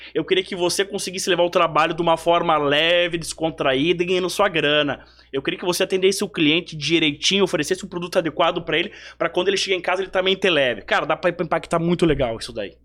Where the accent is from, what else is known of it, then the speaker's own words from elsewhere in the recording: Bento Gonçalves, Rio Grande do Sul, Brazil; moved away; also born or lived in Amazonas; da linda Bento Gonçalves